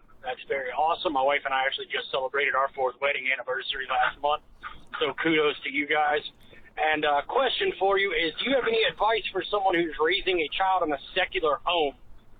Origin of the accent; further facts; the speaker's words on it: South Carolina, United States; I'm from South Carolina.